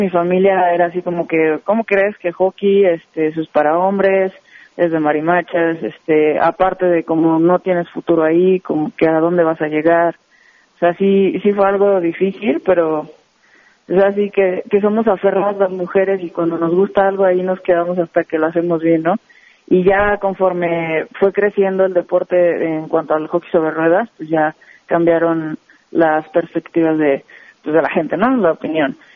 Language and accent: Spanish; Guadalajara, Jalisco, Mexico; now in Mexico City, Mexico; me vengo a la Ciudad de México, yo soy de Guadalajara, y pues empieza esta locura de, del hockey sobre hielo